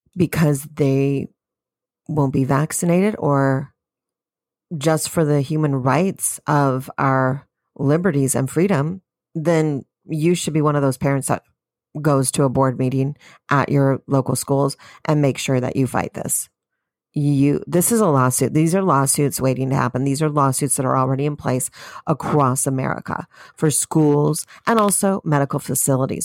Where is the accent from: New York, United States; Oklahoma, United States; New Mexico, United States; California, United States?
California, United States; I'm from California